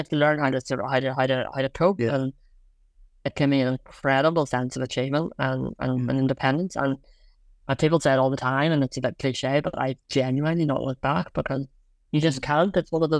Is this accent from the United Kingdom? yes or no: yes; Belfast, Northern Ireland, United Kingdom; I'm from Belfast.